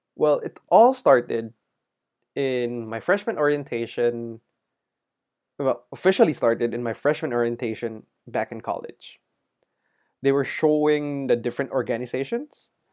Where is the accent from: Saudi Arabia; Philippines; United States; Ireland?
Philippines; Manila, Metro Manila; growing up in Manila